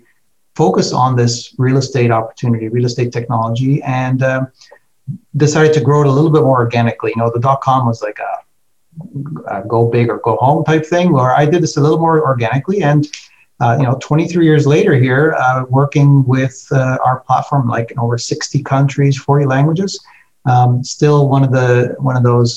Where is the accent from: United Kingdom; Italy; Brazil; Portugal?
Portugal; now in Canada; I'm originally from Portugal. I was born there and migrated to Canada back in the day.